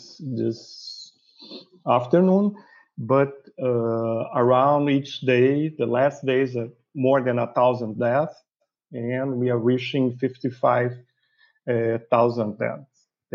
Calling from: Rio de Janeiro, Brazil; I'm calling from Rio de Janeiro

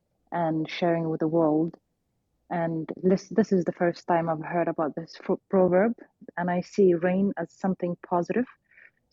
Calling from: Sweden; I'm joining you from Sweden.

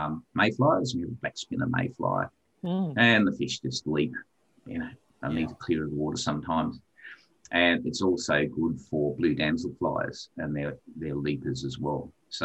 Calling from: Hobart, Tasmania, Australia; we're calling from Hobart in Tasmania. Hobart's the capital city. So Tasmania is an island.

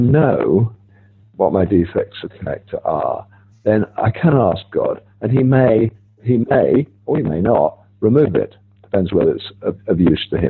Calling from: Rome, Lazio, Italy; I'm calling from Rome. It's very early morning here

